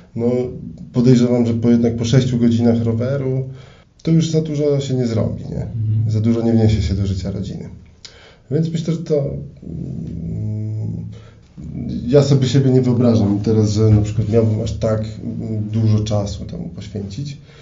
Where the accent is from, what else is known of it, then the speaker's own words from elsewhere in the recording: Elbląg, Warmian-Masurian Voivodeship, Poland; w Elblągu, skąd pochodzę